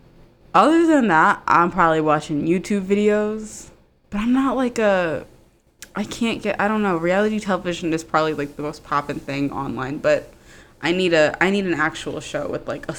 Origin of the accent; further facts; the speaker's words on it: Maryland, United States; I'm from Maryland. And Potomac is, like, 45 minutes from me